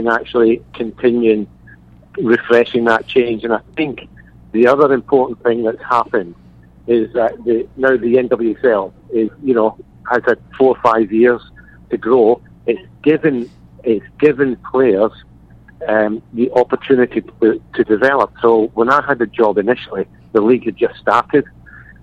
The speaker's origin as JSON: {"language": "English", "town": "Glasgow", "region": "Scotland", "country": "United Kingdom", "moved": "yes", "said": "I'm from Glasgow"}